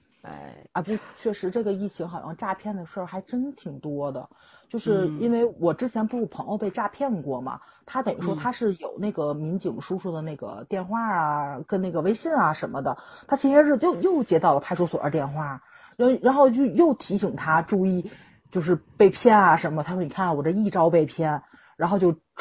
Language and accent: Chinese; Tianjin, China; 我们天津市